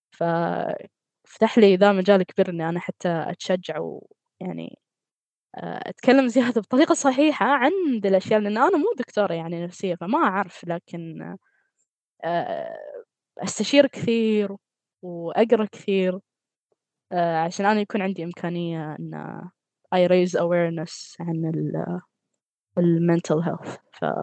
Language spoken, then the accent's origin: Arabic; Qatar; من قطر